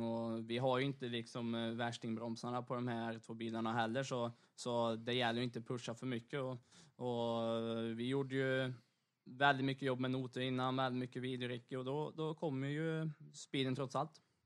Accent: Torsby, Värmland, Sweden; hjärtat av motorsport, framförallt rally då kanske i Sverige. Eh, uppe i Torsby där jag bor

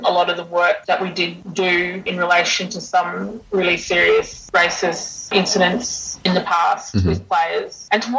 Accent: Cherbourg, Queensland, Australia; I was from Cherbourg

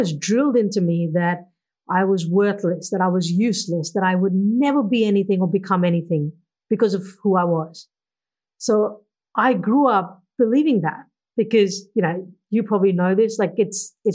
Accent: India; moved away as an adult; now in Australia; I grew up back in India in the 1980s

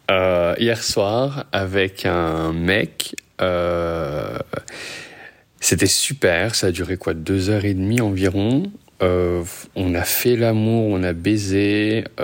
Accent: Paris, Île-de-France, France; also born or lived in Casablanca, Morocco; now in Montreal, Canada; J'ai grandi entre Paris et Casablanca avant de revenir à Paris à 16 et de quitter Paris pour aller à Montréal.

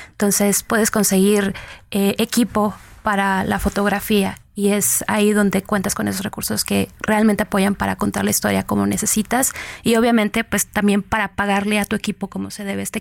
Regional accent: Guanajuato, Mexico; also born or lived in Michoacán; dado que vengo del estado de Guanajuato y Michoacán. Y conforme eh, viví ahí, vi cómo la violencia traspasaba de Michoacán a Guanajuato

